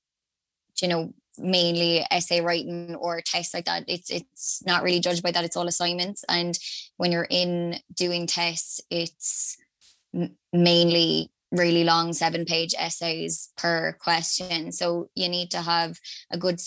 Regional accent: Limerick, Munster, Ireland; I'm from Limerick originally

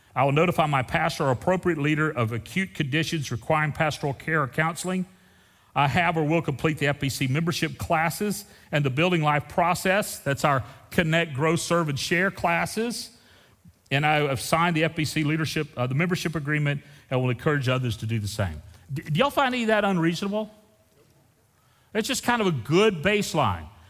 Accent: Texas, United States; We're from Texas

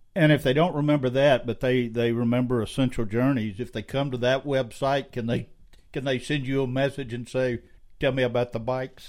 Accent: Scotland, United Kingdom; I'm Scottish

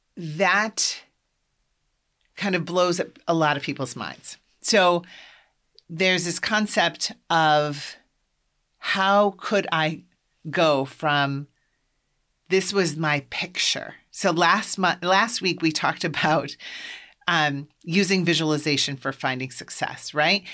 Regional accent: Iowa, United States; moved away as an adult; also born or lived in Boston, Massachusetts; I'm from Iowa, and I grew up Catholic.

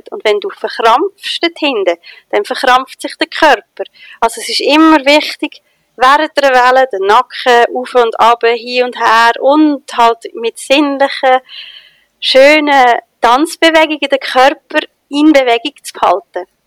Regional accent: Switzerland; Ich als Schweizerin habe doch keine Ahnung, wie man sinnlich tanzt.

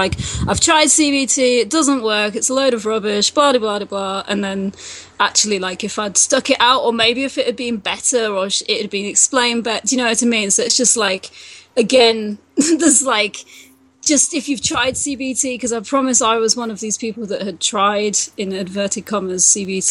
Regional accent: England, United Kingdom; moved away; I'm from England, and so we've got the NHS there

